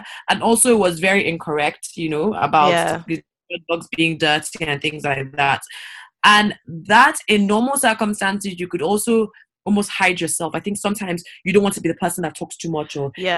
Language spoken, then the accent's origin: English; Nigeria; I'm African. I'm Nigerian. I'm not from the Caribbean